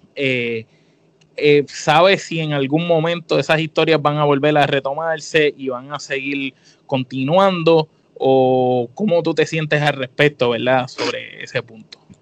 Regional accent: Puerto Rico; nosotros como puertorriqueños

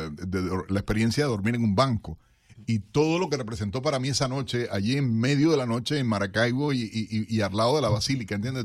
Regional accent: Cuba; now in United States; como cubano

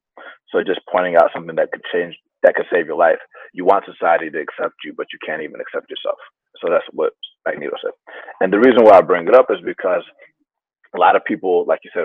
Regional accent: Atlanta, Georgia, United States; first language Spanish; English is a second language; moved away as an adult; now in San Francisco, United States; I grew up in Atlanta, surrounded by other people that like me

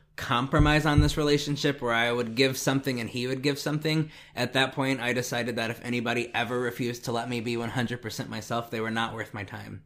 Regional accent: Indiana, United States; I'm from Indiana

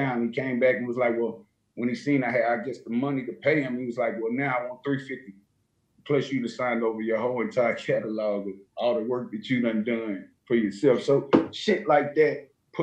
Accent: Nashville, Tennessee, United States; I come from Nashville, Cashville

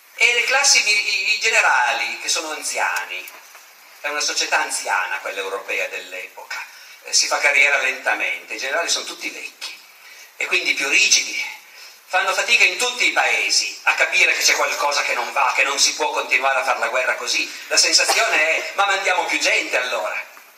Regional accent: Piedmont, Italy; io sono piemontese

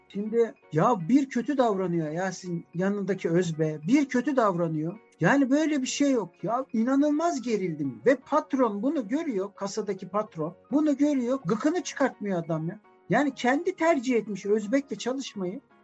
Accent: Turkey

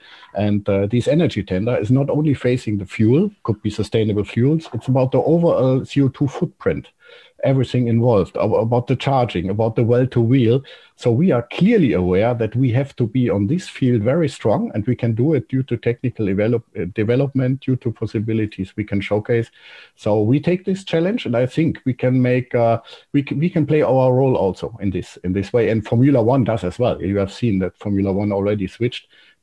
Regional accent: Trier, Rhineland-Palatinate, Germany; I'm coming from Trier, which is close to Baumholder.

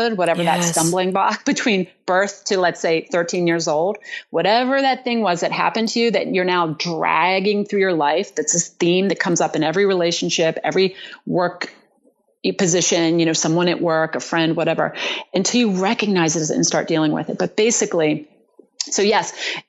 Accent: Berlin, Maryland, United States; moved away; that's in Berlin, Maryland, a little town on the eastern shore of Maryland

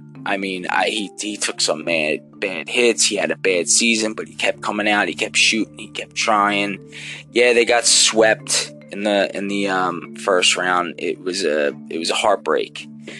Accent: Philadelphia, Pennsylvania, United States; I'm a Philly fan, obviously. I'm from Philadelphia.

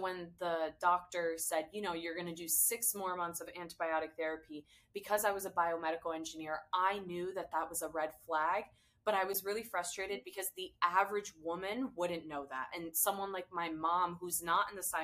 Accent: United States; I was born and raised in America, but I'm first generation Syrian American

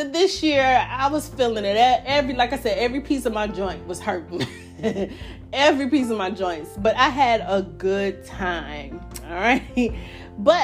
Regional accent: New York, United States; now in North Carolina, United States; I did my home state of New York, not specifically New York City, but the state of New York

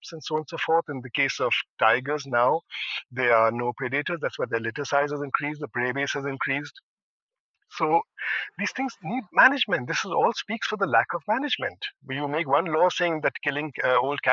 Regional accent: India; We as Indian citizens

